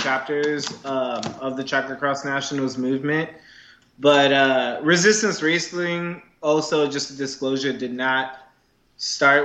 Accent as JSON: {"language": "English", "region": "New York", "country": "United States", "moved": "yes", "lives_now": "San Francisco, United States", "said": "living in San Francisco from New York"}